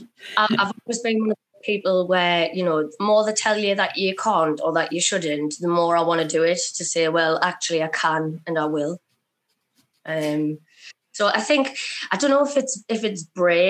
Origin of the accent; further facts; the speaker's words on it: Sunderland, North East England, United Kingdom; I'm from Sunderland and that I'm working class